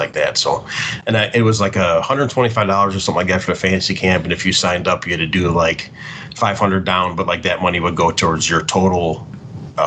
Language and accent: English; Lombard, Illinois, United States; I grew up in Lombard, Illinois, which is probably half an hour west of Chicago. Mm-hmm. Grew up there first 35 years of my life